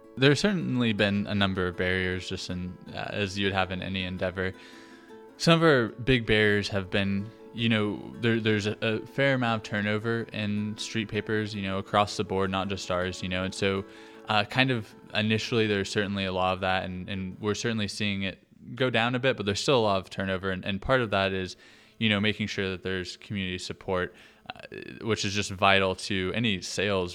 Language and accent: English; Oklahoma, United States; also born or lived in Nashville, Tennessee; I'm from from Oklahoma